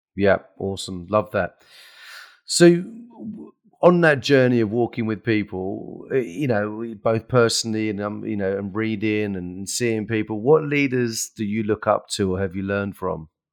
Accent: England, United Kingdom; we're English and we're British, right?

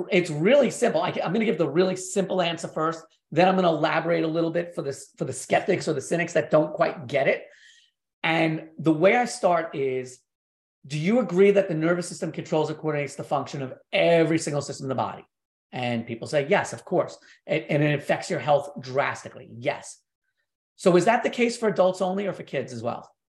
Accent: New York, United States; growing up in New York

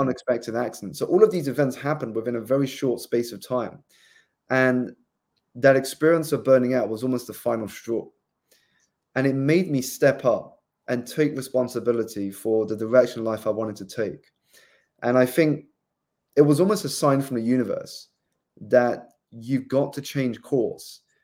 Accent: South East England, United Kingdom; moved away as an adult; also born or lived in London; I grew up in the southeast of England

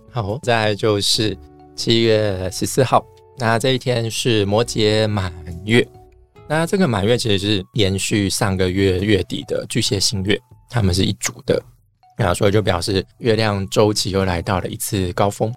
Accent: Taiwan; 我们台湾人

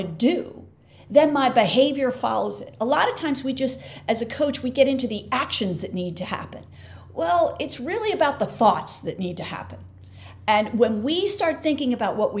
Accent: Philadelphia, Pennsylvania, United States; I'm from Philly.

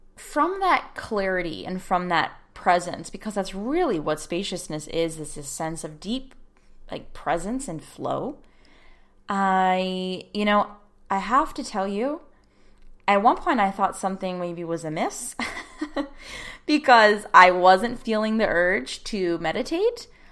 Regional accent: United States; as an American

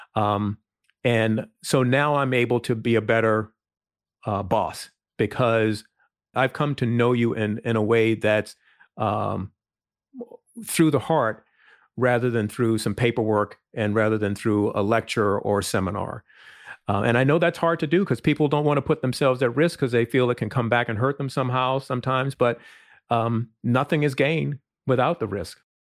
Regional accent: Virginia, United States; I grew up in a small town, um, rural town in Virginia

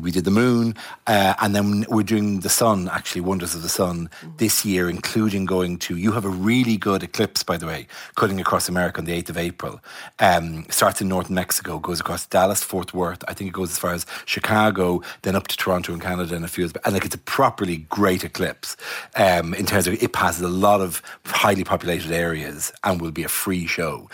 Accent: Ireland; I'm Irish

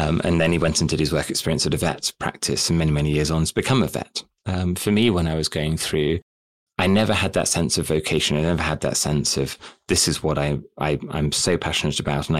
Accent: United Kingdom; also born or lived in Southampton; I grew up here in the UK

